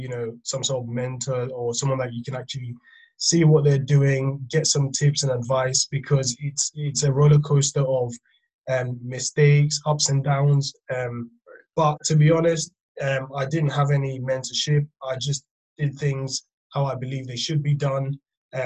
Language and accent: English; Ghana; now in United Kingdom; I grew up in Ghana. I was born in the UK, but I did grow up in Ghana. So I spent most of my developmental years in Ghana